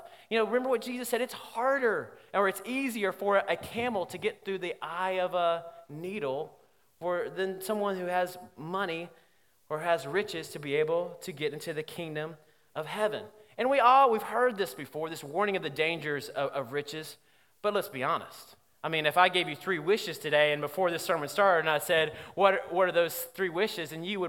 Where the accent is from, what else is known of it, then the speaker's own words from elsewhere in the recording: Alabama, United States; because, like I said, I'm from Alabama, we do things backwards sometimes.